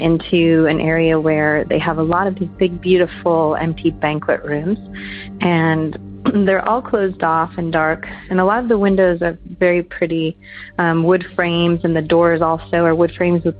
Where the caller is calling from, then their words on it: Southern California, United States; I'm calling from Southern California.